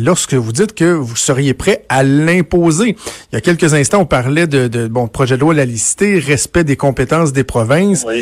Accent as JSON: {"language": "French", "region": "Quebec", "country": "Canada", "said": "je viens du Québec"}